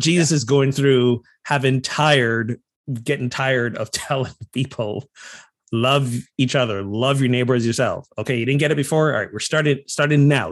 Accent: Barbados; moved away; growing up in Barbados

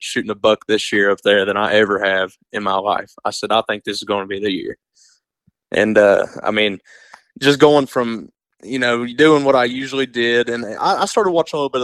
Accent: East Tennessee, United States; growing up here in East Tennessee

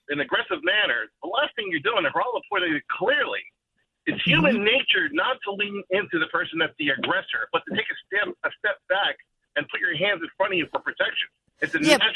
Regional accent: Newark, New Jersey, United States; I'm from Newark

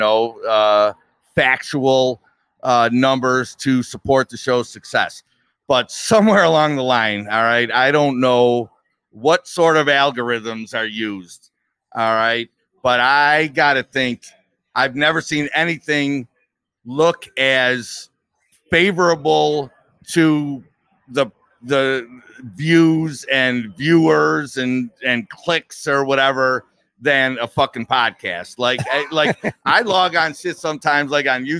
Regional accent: Buffalo, New York, United States; also born or lived in Eden, New York; I went to Eden for a stretch in grammar school, but I was born on the West Side

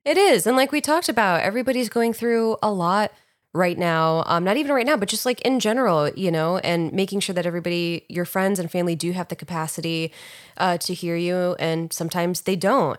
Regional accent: New York, United States; I was in New York, where I was actually born

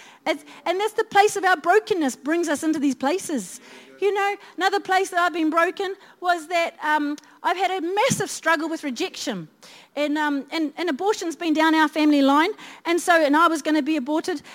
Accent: Christchurch, Canterbury, New Zealand; I was brought up in Christchurch

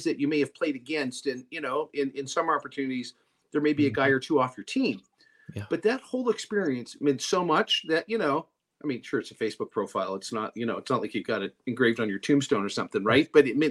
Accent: Canada; now in United States; I was born in Canada. I'm a U.S. citizen now

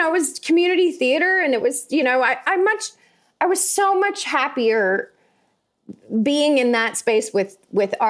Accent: Tuscaloosa, Alabama, United States; In Tuscaloosa. I grew up in Tuscaloosa, Alabama

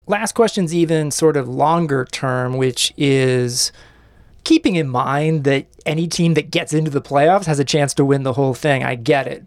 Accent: Kansas City, Missouri, United States; I grew up in Kansas City

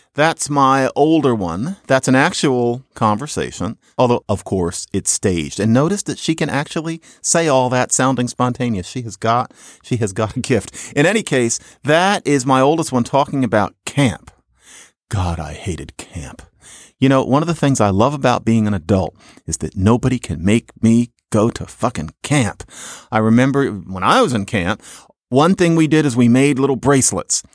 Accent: Philadelphia, Pennsylvania, United States; Growing up in Philadelphia in the seventies

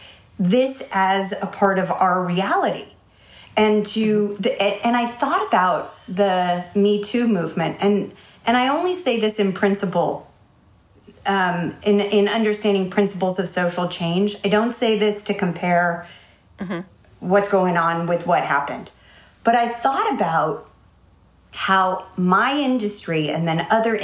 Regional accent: San Francisco, California, United States; moved away; I grew up in the Haight-Ashbury. And when I moved from the city to the suburbs

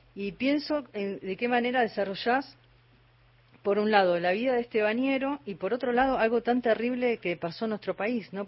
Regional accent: Mar del Plata, Buenos Aires Province, Argentina; moved away; Yo pasé toda mi infancia en Mar de Plata, tengo mis primos allá

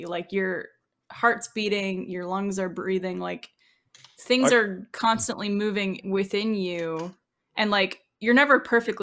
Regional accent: Canada; I'm Canadian

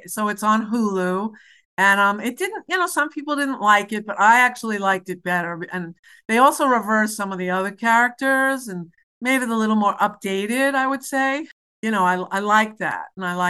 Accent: New York City, New York, United States; I'm from New York City, and they're from Hoboken.

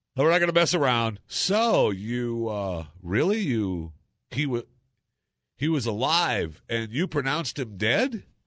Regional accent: Saginaw, Michigan, United States; I was born in Michigan. I was born in Saginaw, Michigan, uh, the lower half

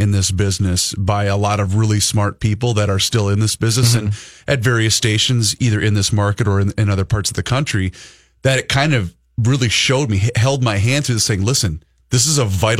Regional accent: St. Louis, Missouri, United States; Hey, Reavers, as you know, I'm from St. Louis

